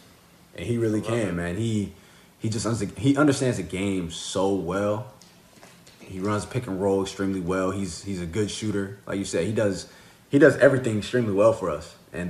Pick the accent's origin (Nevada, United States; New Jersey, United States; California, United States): California, United States; Sacramento; Yo, I'm from Sacramento, man. I love the Kings, you know.